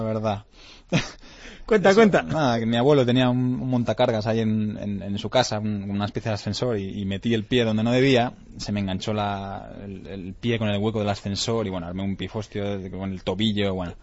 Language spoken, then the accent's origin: Spanish; Lleida, Catalonia, Spain; moved away; Yo soy catalán, eh, me siento muy orgulloso de, ser catalán y quiero muchísimo a mi tierra, a Lleida, a Cataluña